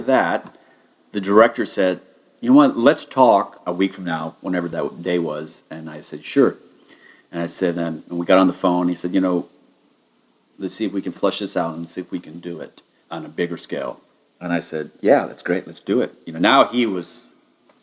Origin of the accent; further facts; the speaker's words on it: United States; being an American